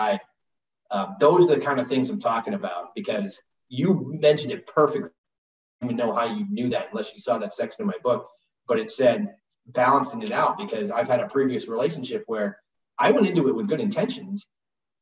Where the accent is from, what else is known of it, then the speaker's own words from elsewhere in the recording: Northeast, United States; I'm from the Northeast, so I'd been on hockey skates